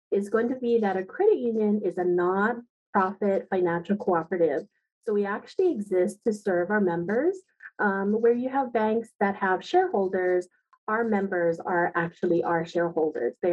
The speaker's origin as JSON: {"language": "English", "town": "Aiea", "region": "Hawaii", "country": "United States", "tie": "born or raised there", "said": "I am a product of this beautiful state. I grew up in Aiea. I'm a graduate of Aiea High School."}